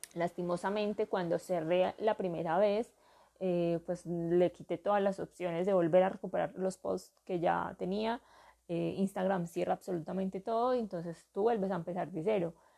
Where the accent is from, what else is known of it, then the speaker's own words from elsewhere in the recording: Urabá, Antioquia, Colombia; now in southwest Antioquia, Colombia; soy natural, nací en, para mí, el paraíso del mundo, eh, la tierra del sol, Urabá